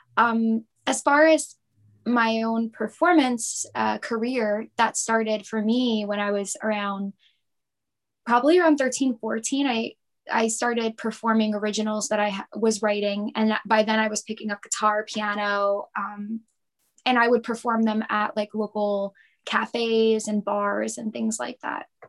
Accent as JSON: {"language": "English", "town": "Lindenhurst", "region": "New York", "country": "United States", "tie": "born or raised there", "said": "I was born and raised in Lindenhurst, um, which is a small village in Suffolk County."}